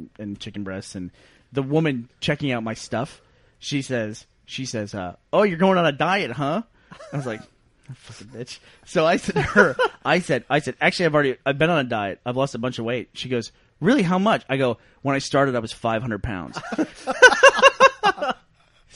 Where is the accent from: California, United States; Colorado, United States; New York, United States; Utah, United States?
New York, United States; Rochester; moved away; Where I grew up, I was born in Rochester, New York